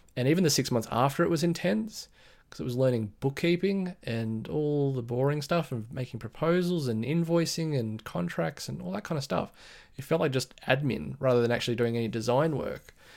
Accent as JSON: {"language": "English", "town": "Sydney", "region": "New South Wales", "country": "Australia", "said": "I'm from Sydney, Australia, in the Blue Mountains, west of Sydney."}